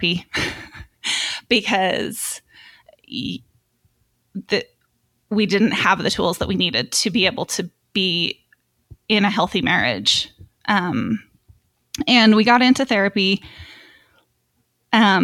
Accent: Utah, United States; I was born and raised in Utah, active LDS, and so was my husband.

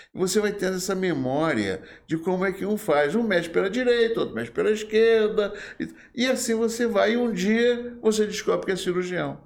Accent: Rio de Janeiro, Brazil; moved away as an adult; now in Volta Redonda, Brazil; eu sou carioca do Rio de Janeiro. Hum. Nasci em Vila Isabel.

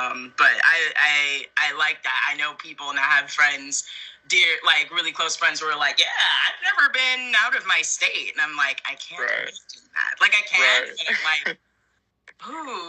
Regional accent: East Coast, United States; I'm originally from the East Coast, but I kind of like to say I'm not really from anywhere at this point in time, just because I've lived so many places.

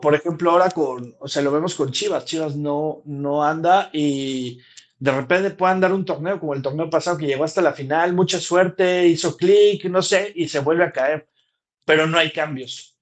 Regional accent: Mexico; nos sume también como mexicanos

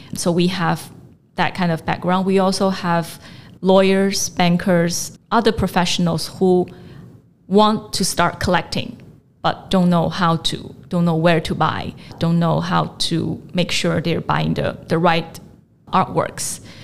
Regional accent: China; also born or lived in United States / London; now in Hong Kong; I grew up in China

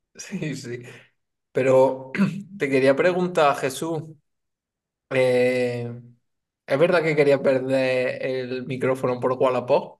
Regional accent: Chipiona, Andalusia, Spain; aquí en mi pueblo no hay mucho informático

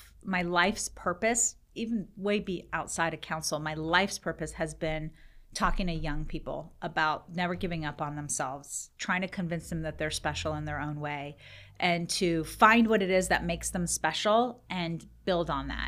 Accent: North Carolina, United States; born there; also born or lived in Iran; I actually was born in this country. I was born in North Carolina. And my dad was a student at NC State. And he and my mom lived here. And I was born and we went back to my country of origin, which is Iran.

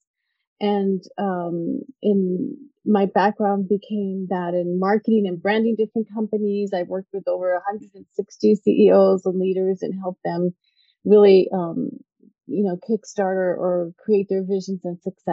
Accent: El Paso, Texas, United States; I grew up in El Paso, Texas

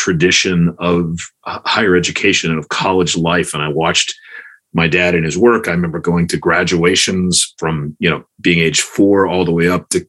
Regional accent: Chapel Hill, North Carolina, United States; I grew up in Chapel Hill, North Carolina, back when Chapel Hill was a one high school town

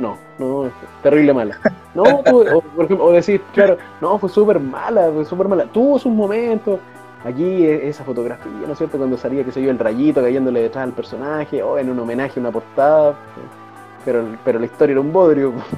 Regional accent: Chile; yo era adolescente y mis primos venían desde Santiago, acá a mi tierra

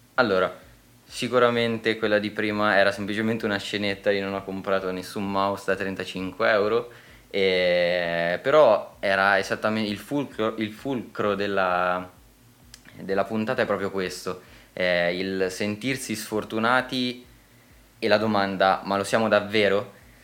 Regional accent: Italy; siamo nati in Italia

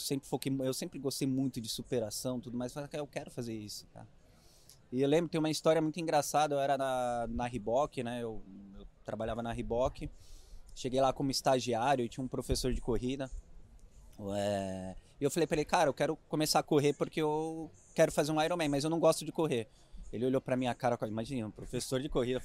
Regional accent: Itapuí, São Paulo, Brazil; accent: caipira; eu sou caipira, né? Eu sou do interior, eu sou de Itapuí, é perto de Jaú, Bauru.

